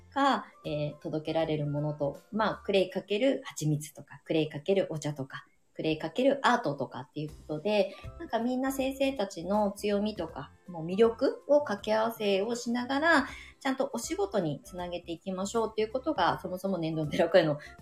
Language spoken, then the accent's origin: Japanese; Ibaraki, Japan; now in Shonan, Japan; 私の地元